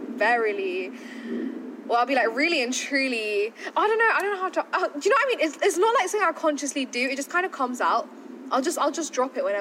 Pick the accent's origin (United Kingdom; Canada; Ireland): United Kingdom; London; also born or lived in Watford; I grew up in South Harrow, like when I was younger, and then I moved to Watford